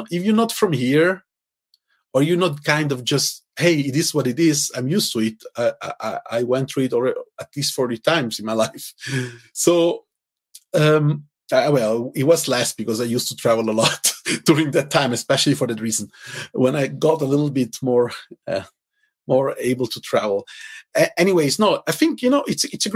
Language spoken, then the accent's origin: English; Zurich, Switzerland; English is a second language; I grew up actually in the ghetto of Zurich, my hometown